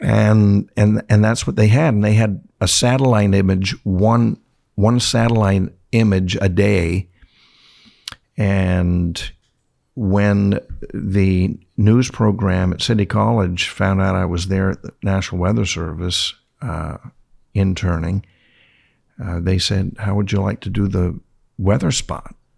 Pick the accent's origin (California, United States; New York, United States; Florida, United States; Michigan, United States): California, United States; San Diego; also born or lived in Yuma / Tucson; my hometown of San Diego